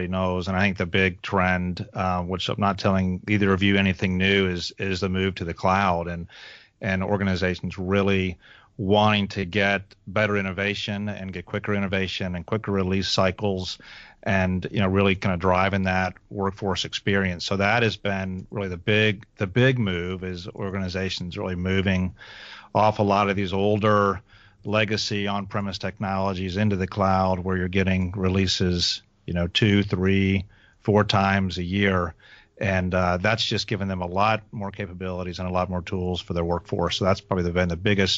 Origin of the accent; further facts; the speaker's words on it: Alabama, United States; accent: southern; now in Atlanta, United States; I grew up actually in Alabama, but I have I've got parents from Ohio, so I've got some Yankee in me